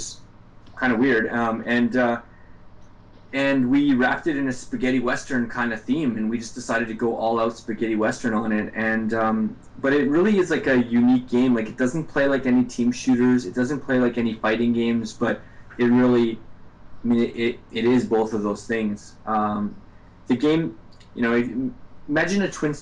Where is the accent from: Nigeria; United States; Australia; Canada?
Canada; I'm from Canada